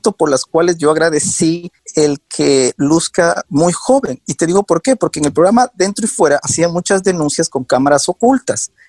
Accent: Ecuador; moved away as an adult; now in United States; justo me gradué, seguí un año en la universidad, eh, pero eh, salí, salí del Ecuador y me fui a Nueva York. Y llegué a Nueva York sin conocer a nadie, de la noche a la mañana.

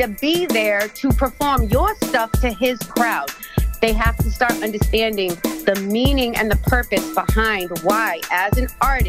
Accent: Biloxi, Mississippi, United States; moved away as an adult; now in Brockton, United States; I was going from Biloxi, Mississippi up here to Brockton for a year.

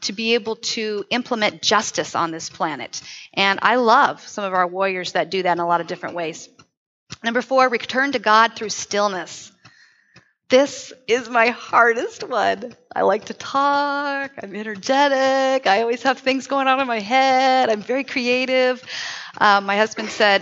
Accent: Southern California, United States; now in Tri-Cities, United States; When I grew up in Southern Cal

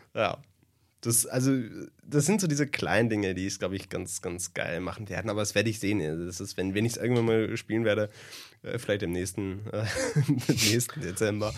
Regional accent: Germany; Als Deutscher

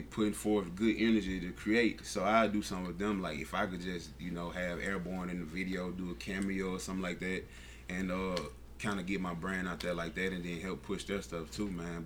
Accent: Mississippi, United States; somewhere in Mississippi

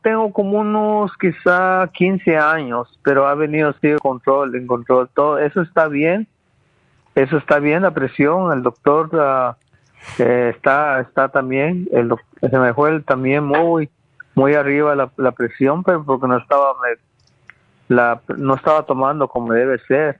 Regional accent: Guatemala; moved away; Yo, yo nací en Guatemala, donde, en campo, que no existía nada

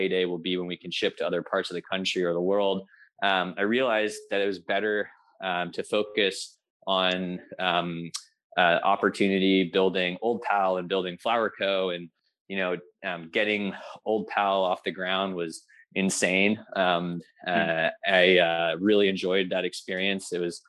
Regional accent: California, United States; people ask me where I live, like, I'm a Californian, but I love it up here.

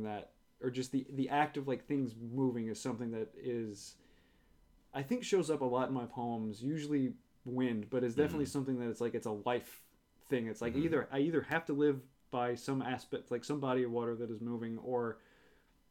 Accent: New Orleans, Louisiana, United States; moved away as an adult; growing up in New Orleans, I never really felt connected to the city

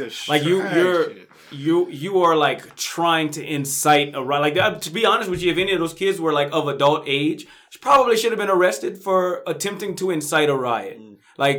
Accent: Kentucky, United States; I went to Kentucky. I'm from Kentucky.

